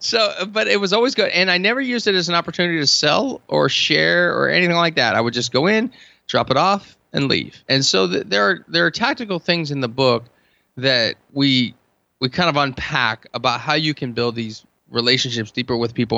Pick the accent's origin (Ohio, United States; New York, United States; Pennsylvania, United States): Pennsylvania, United States; Hershey; I'm from Hershey